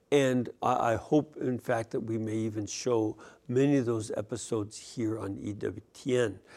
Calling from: Lebanon, New Jersey, United States; I'm calling uh, from Lebanon, New Jersey.

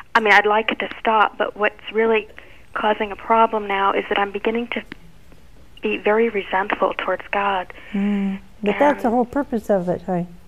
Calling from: Steubenville, Ohio, United States; I'm calling from Steubenville, Ohio.

